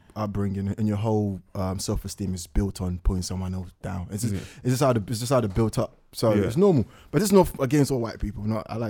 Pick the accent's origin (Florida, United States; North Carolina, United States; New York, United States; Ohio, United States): New York, United States; Harlem; I'm from Harlem. Lennox Ave. Gang.